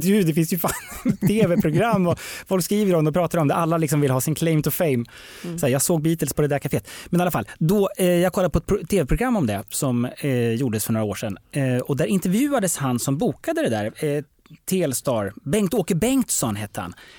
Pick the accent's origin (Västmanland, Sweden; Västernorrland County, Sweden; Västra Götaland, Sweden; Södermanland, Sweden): Södermanland, Sweden; Eskilstuna; Jag kommer ju från Eskilstuna